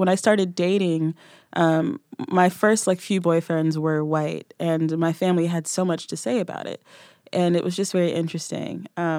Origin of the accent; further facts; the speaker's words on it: Nashville, Tennessee, United States; I'm from Nashville. Give my accent a second.